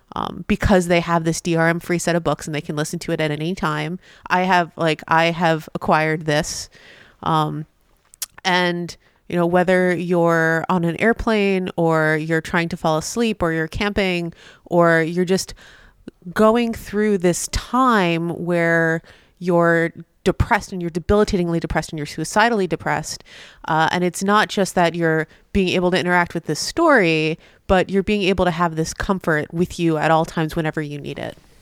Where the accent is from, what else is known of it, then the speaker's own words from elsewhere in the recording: Massachusetts, United States; my home state of Massachusetts